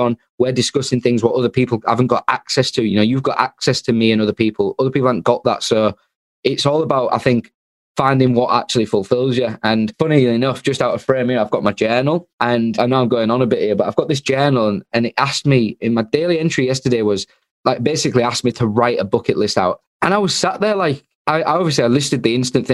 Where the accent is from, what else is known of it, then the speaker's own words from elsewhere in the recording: Hull, Yorkshire and the Humber, United Kingdom; I'm from Hull